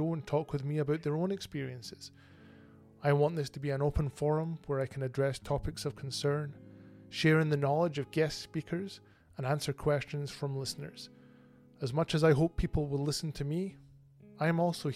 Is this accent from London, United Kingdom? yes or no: no; Bonnie Scotland, United Kingdom; moved away as an adult; now in Canada; I hail originally from Bonnie, Scotland, and I moved to Canada in 2008.